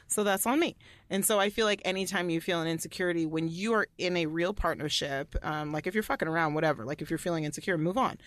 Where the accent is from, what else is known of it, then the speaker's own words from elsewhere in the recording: Allen, Texas, United States; where I grew up in Allen, Texas